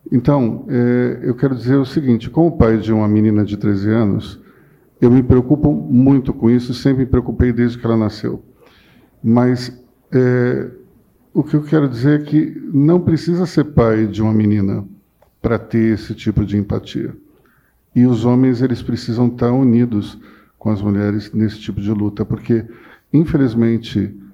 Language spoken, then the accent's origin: Portuguese; Pernambuco, Brazil; born there; Eu nasci em Pernambuco. Eu não tenho nenhum sotaque mas as pessoas vêm falar comigo mal de nordestino, direto.